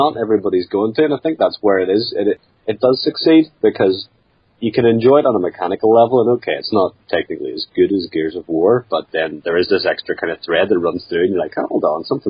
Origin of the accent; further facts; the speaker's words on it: Northern Ireland, United Kingdom; I'm from Northern Ireland